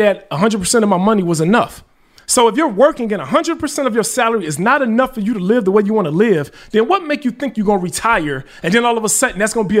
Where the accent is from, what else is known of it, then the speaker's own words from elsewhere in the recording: Chicago, Illinois, United States; I'm from Chicago, born and raised.